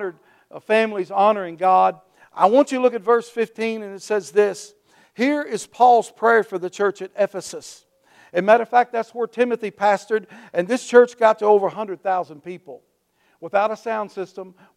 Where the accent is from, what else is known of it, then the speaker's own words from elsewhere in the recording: Wheatley, United States; I was coming through my hometown of Wheatley, where I was raised